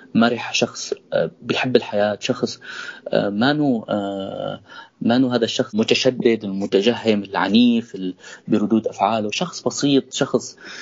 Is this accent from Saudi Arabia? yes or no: no; countryside between Idlib and Aleppo, Idlib Governorate, Syria; انا ولدت بالريف مشترك بين ادلب وحلب